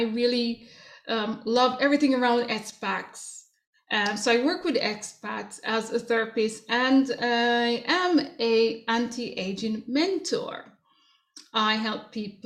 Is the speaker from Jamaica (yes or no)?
yes; Jamaica; moved away; growing up in Jamaica